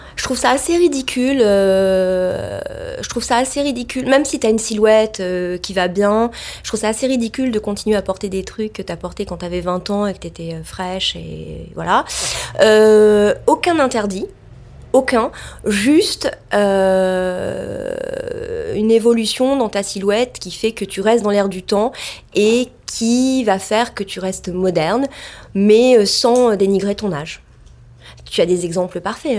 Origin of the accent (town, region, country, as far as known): Marseille, Provence-Alpes-Côte d'Azur, France; born or raised there; moved away; also born or lived in Saint-Germain-des-Prés, Paris